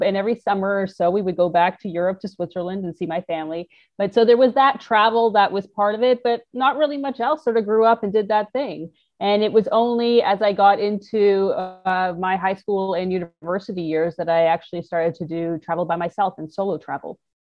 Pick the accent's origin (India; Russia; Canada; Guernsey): Canada; Toronto, Ontario; moved away; I'm a Canadian from Toronto